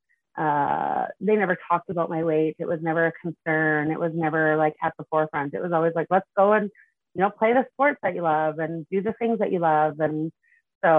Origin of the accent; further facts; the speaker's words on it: Prince Albert, Saskatchewan, Canada; I grew up in Prince Albert, Saskatchewan. I lived there until I was 19, and then I moved to Saskatoon to go to university